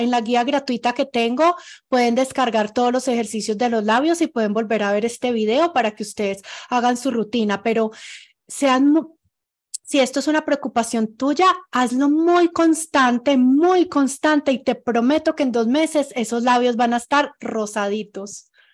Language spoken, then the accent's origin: Spanish; Pereira, Risaralda, Colombia; now in Ecuador; yo soy de Pereira